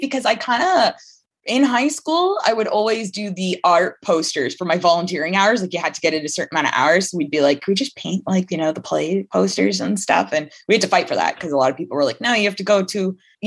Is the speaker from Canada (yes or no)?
yes; Hamilton, Ontario, Canada; I grew up in Hamilton, Ontario, Canada, still there